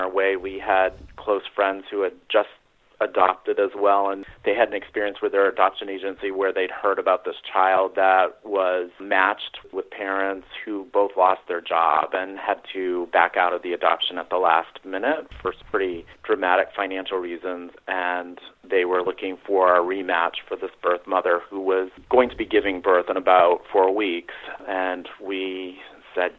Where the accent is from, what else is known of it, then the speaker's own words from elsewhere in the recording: Maine, United States; moved away as an adult; also born or lived in Portland, Maine / Atlanta; now in Boston, United States; I grew up in New England, actually in Maine, as did my husband